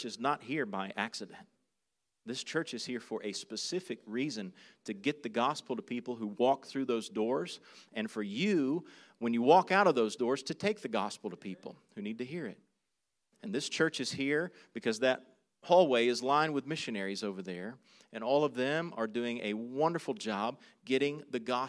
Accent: South Carolina, United States; moved away as an adult; now in Manila, Philippines; I grew up in South Carolina.

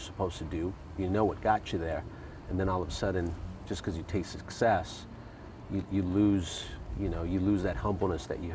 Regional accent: Huntington Park, California, United States; I grew up in Huntington Park, Southeast LA, and I lived in a three-bedroom apartment

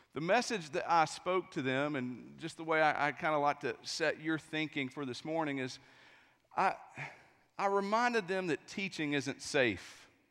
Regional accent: East Tennessee, United States; I'm from East Tennessee, too

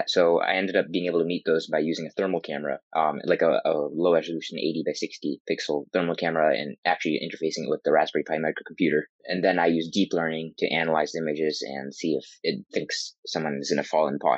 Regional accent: Bangor, Maine, United States; I'm 16 years old and I'm from Bangor High School in Bangor, Maine.

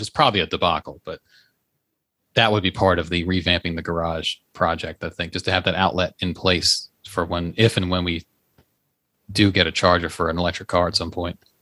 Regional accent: Leesburg, Virginia, United States; moved away; I was in my hometown by the way yesterday, Leesburg, Virginia

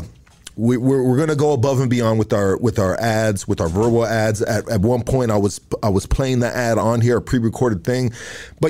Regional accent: Los Angeles, California, United States; I'm from Highland Park

